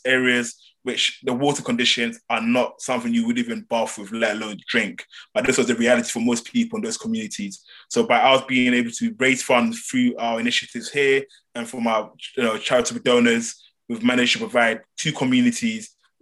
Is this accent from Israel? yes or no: no; Ghana; moved away; I am Ghanaian, I've lived in Ghana, I speak the local language